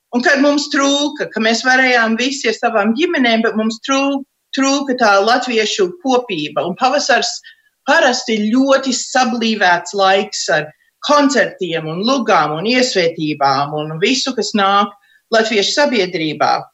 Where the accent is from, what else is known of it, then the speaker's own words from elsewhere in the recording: United States; uzaugot šeit, Amerikā, mēs jau visi taisījām savus tērpus.